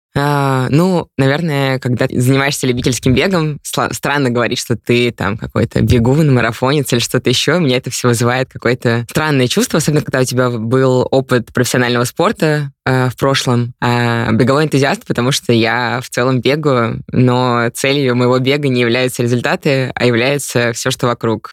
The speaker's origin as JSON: {"language": "Russian", "town": "Ufa", "region": "Bashkortostan", "country": "Russia", "said": "я из Уфы"}